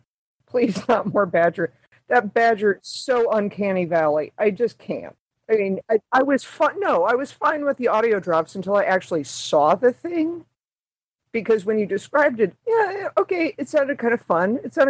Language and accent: English; St. Louis, Missouri, United States; now in Kentucky, United States; live in Kentucky, of all places, OVW country. There's also IWA across the river. I grew up in Muchnick territory out in St. Louis